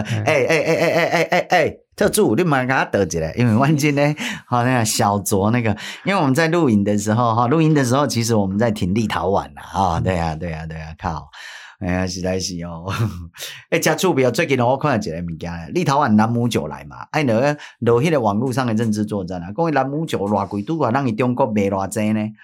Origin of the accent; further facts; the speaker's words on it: Taiwan; 咱台湾人徛袂起头